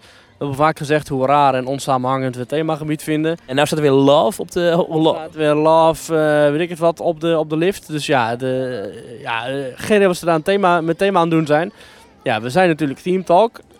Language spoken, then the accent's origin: Dutch; Netherlands; als Nederlander hier